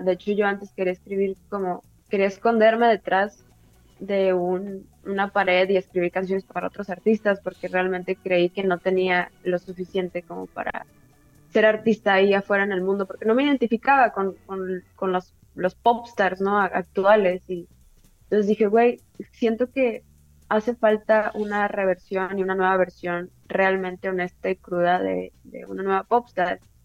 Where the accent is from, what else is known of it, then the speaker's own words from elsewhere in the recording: Tijuana, Baja California, Mexico; soy de Tijuana, entonces nos llega como mucha cultura de los gringos